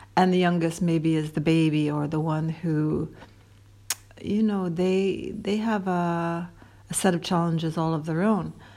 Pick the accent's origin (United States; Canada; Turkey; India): Canada; Toronto, Ontario; Toronto, big bad Toronto